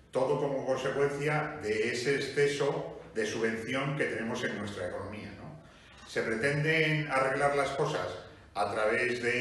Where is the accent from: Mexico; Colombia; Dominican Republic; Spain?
Spain; A pesar que somos el país de Europa con la mayor inflación